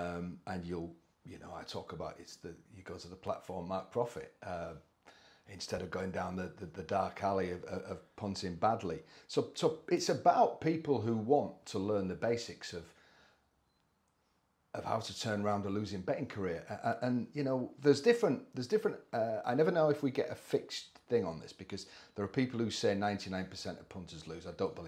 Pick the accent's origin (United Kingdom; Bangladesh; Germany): United Kingdom; Scarborough, Yorkshire and the Humber; born there; Yeah, I was born in Scarborough, not from a racing background at all. So fairly near Malton